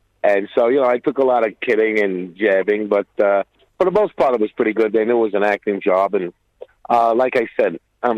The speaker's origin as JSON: {"language": "English", "town": "New York City", "region": "New York", "country": "United States", "tie": "born or raised there", "said": "I grew up in Brooklyn, which is notorious for, you know, mobsters."}